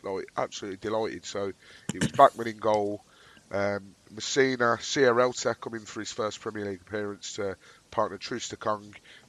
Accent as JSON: {"language": "English", "town": "Birmingham", "region": "West Midlands", "country": "United Kingdom", "tie": "born or raised there", "said": "having someone local to where I grew up"}